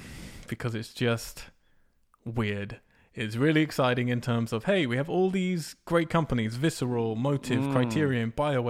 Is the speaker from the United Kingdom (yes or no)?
yes; England, United Kingdom; I am English. Don't drink tea, don't play FIFA, don't like rugby, don't like cricket.